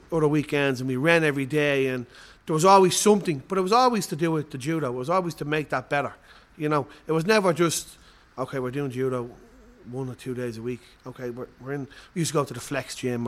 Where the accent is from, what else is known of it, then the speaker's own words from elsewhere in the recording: Ireland; we're from Ireland, the fighting Irish.